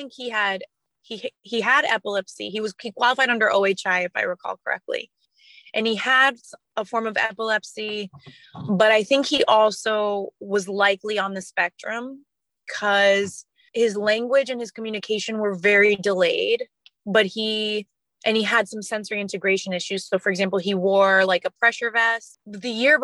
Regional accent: Washington, District of Columbia, United States; my hometown of Washington, D.C.

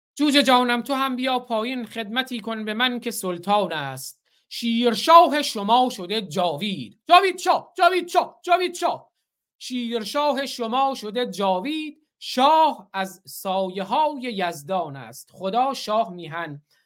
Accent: Bakhtiari homeland, Iran; زادگاه من همون زادگاه بختیاره

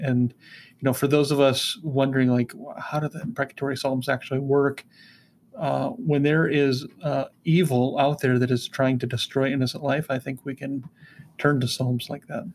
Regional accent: United States; being an American

